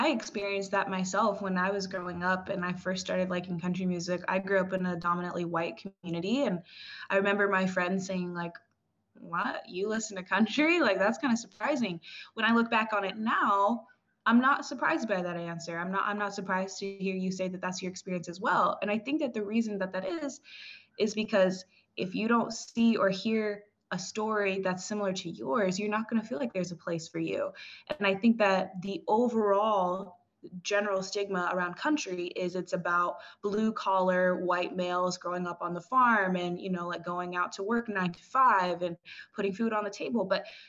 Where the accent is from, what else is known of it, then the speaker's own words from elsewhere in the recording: Brazzaville, Republic of the Congo; born there; also born or lived in Cameroon; I was born in Brazzaville, Congo. So my mother is Congolese as well as my sister.